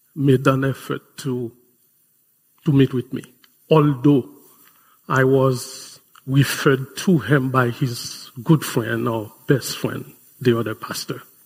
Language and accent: English; Haiti; moved away; my home country